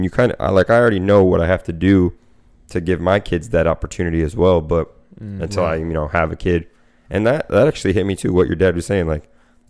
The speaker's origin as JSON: {"language": "English", "town": "Winter Park", "region": "Florida", "country": "United States", "tie": "born or raised there", "said": "I was born in Winter Park."}